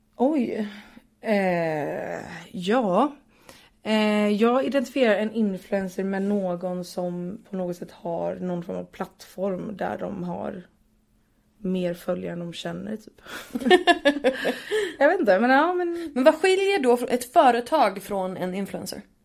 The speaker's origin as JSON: {"language": "Swedish", "town": "Partille", "region": "Västra Götaland", "country": "Sweden", "tie": "born or raised there", "said": "jag är uppvuxen utanför Göteborg i en kommun som heter Partille."}